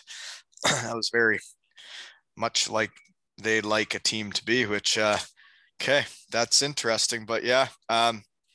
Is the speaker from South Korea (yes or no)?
no; Ontario, Canada; moved away as an adult; also born or lived in Michigan / Ohio; I grew up in Ontario